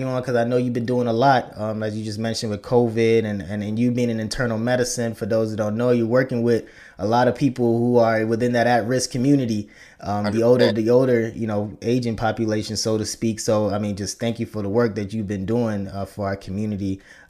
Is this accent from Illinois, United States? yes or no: yes; Chicago, Illinois, United States; also born or lived in Nigeria; I'm from Chicago, right? And I'm born in Nigeria, came here at a young age, but I'm from Chicago.